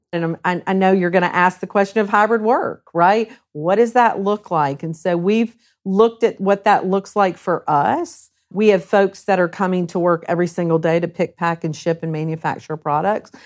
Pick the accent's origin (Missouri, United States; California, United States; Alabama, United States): Alabama, United States; Huntsville; also born or lived in South Carolina / Norfolk, Virginia / Central Ohio; now in Ohio, United States; I grew up in South Carolina first, but kinda landed in Huntsville, Alabama